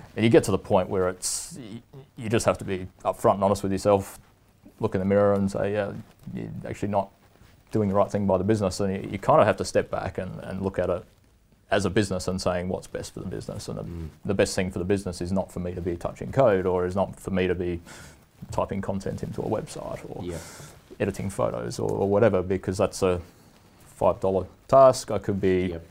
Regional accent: Port Lincoln, South Australia, Australia; moved away as an adult; now in Canada; my hometown of Port Lincoln, mm. over in mm. South Australia

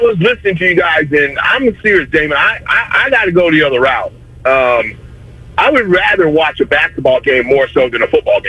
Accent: Redwood City, California, United States; now in Fremont, United States; I grew up in Redwood City

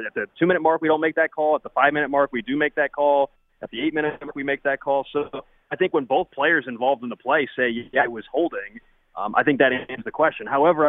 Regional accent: Kansas City, Missouri, United States; I grew up in Kansas City, and I've been, you know, going to Chiefs games as a kid

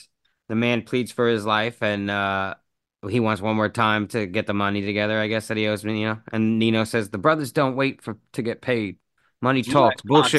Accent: New York, United States; I'm from New York, so not from the city, but not far from.

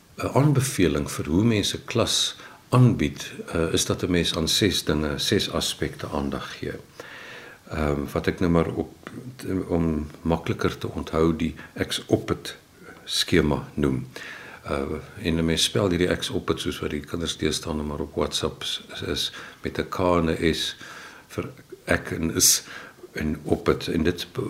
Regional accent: Windhoek, Khomas, Namibia; also born or lived in Keimoes, South Africa; Ek is in Keimus gebore en toe is in Windhoek

